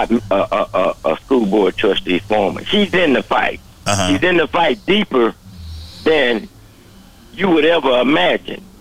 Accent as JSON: {"language": "English", "town": "Dallas", "region": "Texas", "country": "United States", "tie": "born or raised there", "said": "well, I'm from Dallas. Let me put mm-hmm. it like that. Born and raised mm-hmm. in Dallas"}